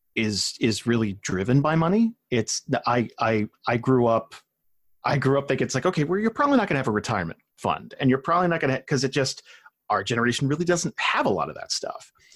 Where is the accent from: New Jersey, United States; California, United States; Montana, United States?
New Jersey, United States; moved away; I grew up in South Jersey